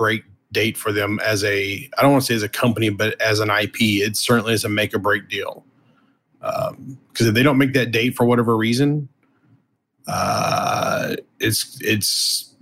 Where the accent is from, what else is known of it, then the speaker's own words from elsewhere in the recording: the South, United States; I'm from the South